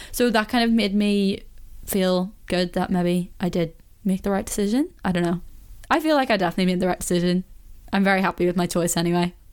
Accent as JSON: {"language": "English", "town": "Belfast", "region": "Northern Ireland", "country": "United Kingdom", "said": "I can understand why someone wouldn't understand me when I'm speaking to someone else from Belfast because you know yourself, like, you do go a bit more into your accent."}